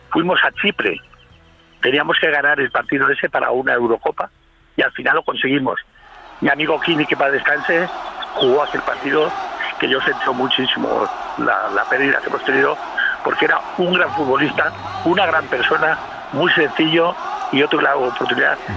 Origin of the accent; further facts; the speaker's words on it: Huesca, Aragon, Spain; also born or lived in San Carlos del Valle; A los 7 o 8 años mis padres eh, fueron a Huesca y nos llevaron a toda la familia a Huesca, ¿no?